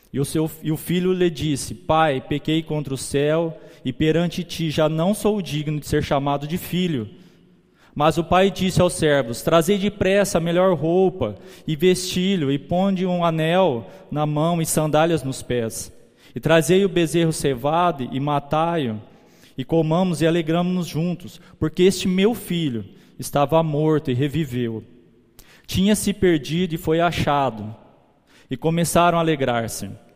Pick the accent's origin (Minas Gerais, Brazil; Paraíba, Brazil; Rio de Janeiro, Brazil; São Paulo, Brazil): São Paulo, Brazil; Guararapes; A gente volta para São Paulo, de São Paulo para Guararapes. E quando a gente volta, os meus avós maternos já eram cristãos. Ele começa, eles levam a gente para, para a igreja. Eu, minha irmã, depois vem minha mãe, meus tios, todo mundo. A gente cresce ali